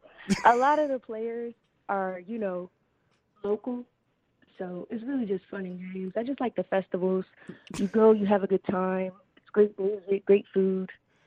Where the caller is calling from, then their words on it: Grand Rapids, Michigan, United States; The Mitten, calling in from Grand Rapids, Michigan.